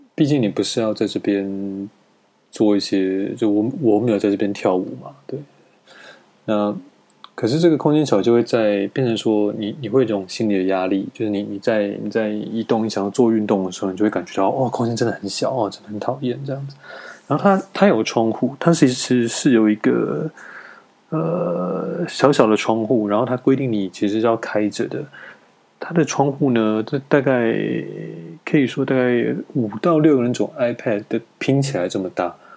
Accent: Taiwan; moved away as an adult; now in China; 我身为一个台湾人

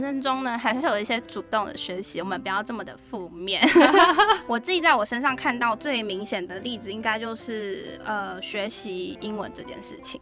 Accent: Taiwan; 那时候那个班级亚洲人的话，只有我一个台湾人跟韩国人

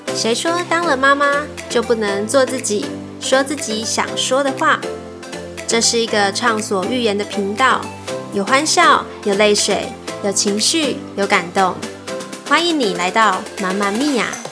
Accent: Kaohsiung, Taiwan; moved away as an adult; now in Taipei, Taiwan; 因为我是高雄人，所以我从高雄要嫁到台北

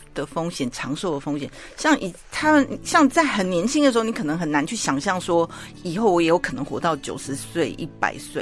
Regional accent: Taiwan; 假设我们台湾人对这个债券，美国的债券不是那么了解

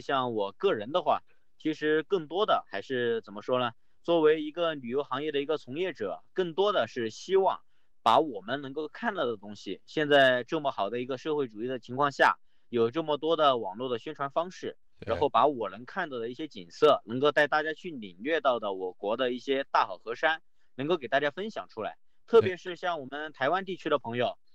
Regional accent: Sichuan, China; 来自四川啊，四川 一轩品城旅游集团，滇陉自驾俱乐部

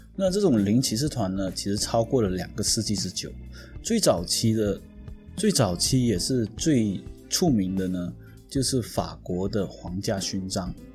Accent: Penang, Malaysia; 我小时候在槟城的，嗯，One Stop 附近有吃过一间餐厅

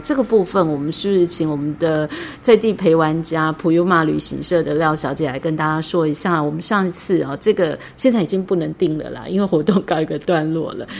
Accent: Taitung County, Taiwan; 我们来自台东

